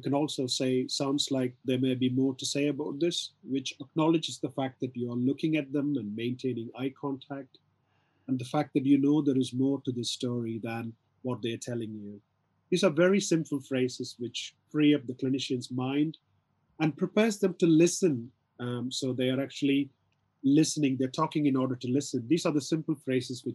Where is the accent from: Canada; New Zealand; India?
India; South India; I'm from South India, so I can do a variety of handshakes